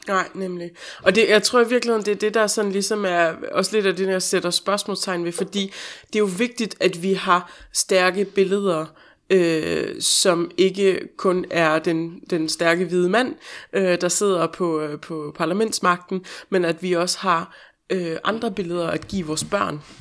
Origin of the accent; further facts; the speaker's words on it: Denmark; moved away; den del af provinsen, hvor jeg kommer fra